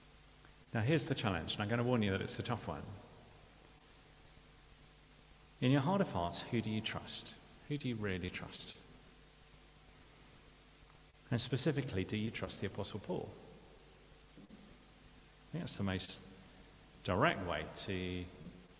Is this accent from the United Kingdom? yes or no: yes; United Kingdom; we're British